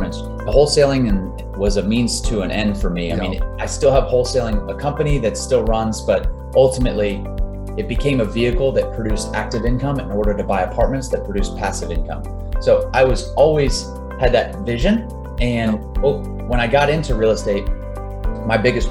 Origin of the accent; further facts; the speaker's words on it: Jacksonville, Florida, United States; also born or lived in Tallahassee, Florida; So I'm originally from Florida, grew up in Jacksonville, went to school at Tallahassee, Florida State, met my wife down in South Florida